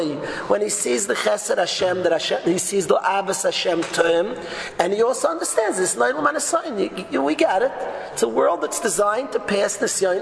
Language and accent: English; New York, United States; I'm a New Yorker. I'm not a Los Angeles, Florida guy